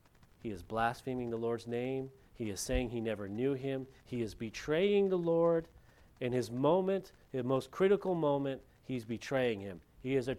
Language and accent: English; Lompoc, California, United States; moved away; In my hometown, back in Lompoc, California